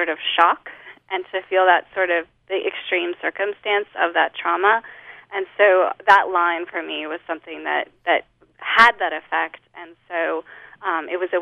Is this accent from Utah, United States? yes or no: yes; Holladay, Utah, United States; moved away as an adult; also born or lived in Louisiana; now in Lafayette, United States; I grew up in Holiday